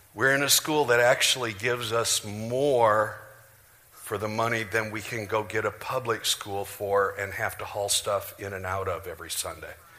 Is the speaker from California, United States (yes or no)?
no; Janesville, Iowa, United States; moved away; I'm from Janesville, Iowa.